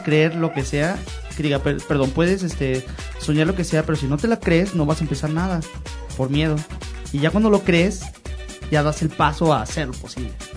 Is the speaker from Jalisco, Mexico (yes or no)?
no; Mexico City, Mexico; now in León, Mexico; yo vengo de la Ciudad de México